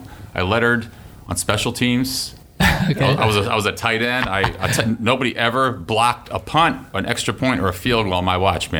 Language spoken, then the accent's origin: English; South Bend, Indiana, United States; moved away as an adult; also born or lived in Michigan State; now in Gainesville, United States; I grew up in South Bend, Indiana.